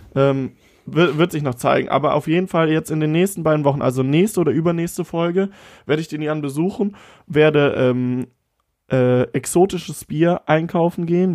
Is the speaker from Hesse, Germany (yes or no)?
no; Siegburg, North Rhine-Westphalia, Germany; in Siegburg, ja. in, meinem, in meiner Heimatstadt